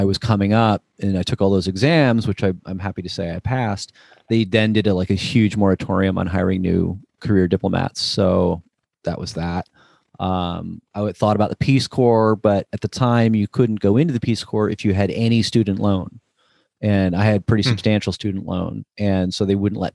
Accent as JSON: {"language": "English", "region": "New Jersey", "country": "United States", "tie": "born or raised there", "said": "I grew up in New Jersey right outside of New York City"}